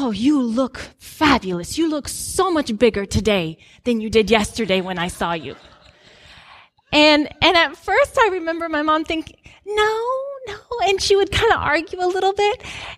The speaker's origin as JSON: {"language": "English", "country": "Guinea", "tie": "born or raised there", "said": "some of you know that I grew up in Guinea, West Africa. So my parents are missionaries."}